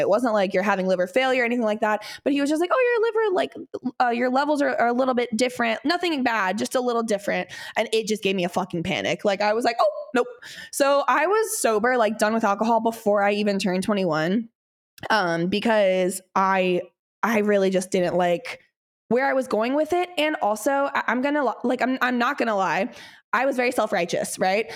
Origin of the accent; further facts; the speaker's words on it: Midwest, United States; I grew up in the Midwest